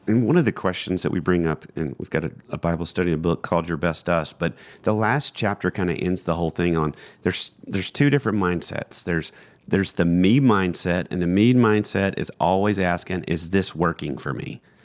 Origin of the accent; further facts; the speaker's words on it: Georgia, United States; we're from Georgia